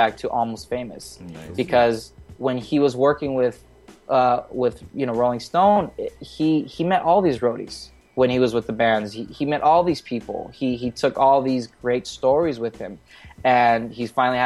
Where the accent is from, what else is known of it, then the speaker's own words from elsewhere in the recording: Indio, California, United States; I'm from Indio, California, which is about 2 hours east of Los Angeles